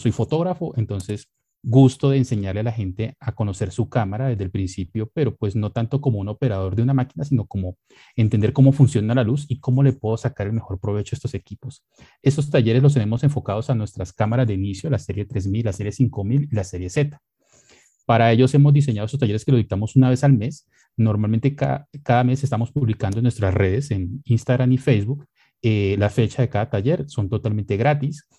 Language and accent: Spanish; Colombia; como buenos colombianos